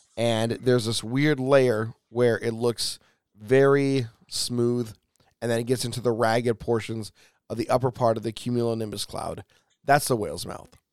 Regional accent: Pacific Northwest, United States; Growing up in the Pacific Northwest, you are used to being around the ocean

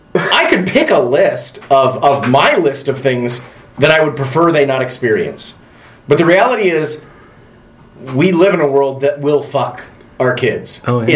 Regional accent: Midwest, United States; I grew up in the Midwest in a small

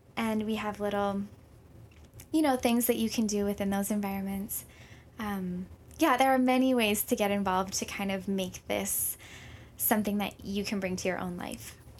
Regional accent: Minnesota, United States; moved away as an adult; also born or lived in Hawaii / Saint Paul, Minnesota; now in Honolulu, United States; when I was three, we ended up moving to Minnesota

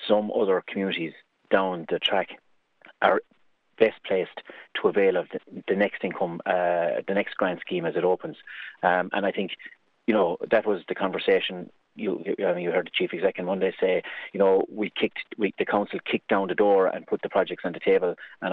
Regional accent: Carrigaholt, Munster, Ireland; I grew up in Carrigaholt.

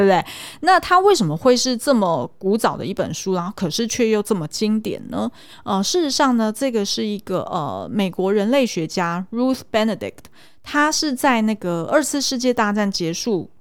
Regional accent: Taiwan; 我们是台湾人

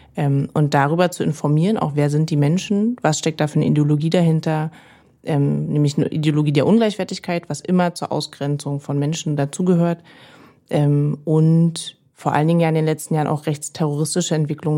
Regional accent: Berlin, Germany; Ich bin Marzahn-Hellersdorf aufgewachsen in Berlin

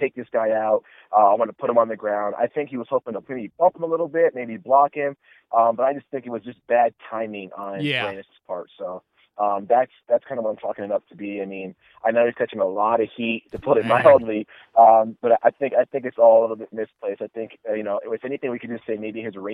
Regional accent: United States; I'm American born and raised

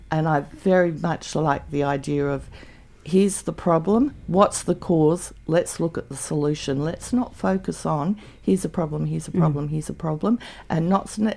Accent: Canberra, Australian Capital Territory, Australia; also born or lived in Victoria / Ballarat; now in Canberra, Australia; I moved back to Canberra because I was born in Canberra, moved to Victoria, lived on a cattle farm for 10 years and then in the city of Ballarat for 5 years

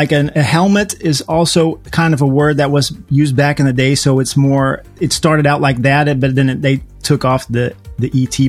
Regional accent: United States; now in Helmond, Netherlands; I speak English a lot in the weekend and stuff like that. So, and I grew up in America, so that should explain that.

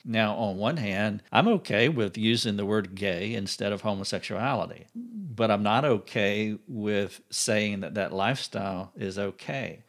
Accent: United States; I'm an American

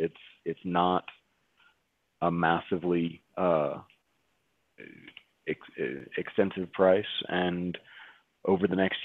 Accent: Canada; We had speakers from China, we had speakers from all over the US, I'm from Canada.

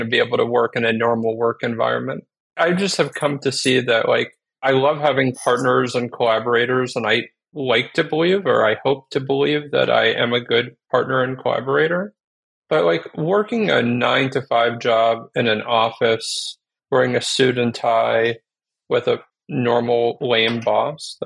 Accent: New Jersey, United States; moved away as an adult; also born or lived in Bay Area / Albuquerque; now in Chicago, United States; I was born and raised in New Jersey

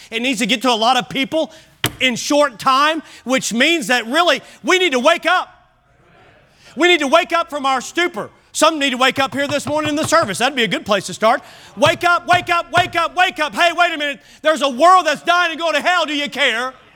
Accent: Kentucky, United States; I grew up in Kentucky, and so it was core curriculum to take ag

